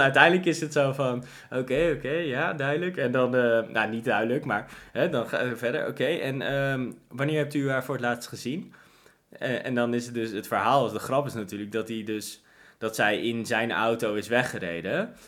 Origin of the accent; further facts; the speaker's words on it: Netherlands; ik ben een Nederlander